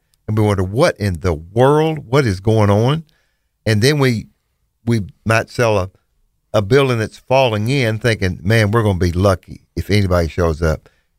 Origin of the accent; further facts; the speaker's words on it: Bootheel, Missouri, United States; moved away as an adult; now in Memphis, United States; We're from the Boot Hill, Missouri. It's where we started with your father, and moved to Memphis several years ago.